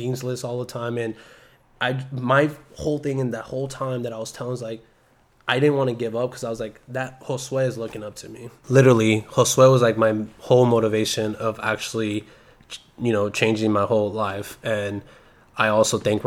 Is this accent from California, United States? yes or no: yes; Salinas, California, United States; I'm from Salinas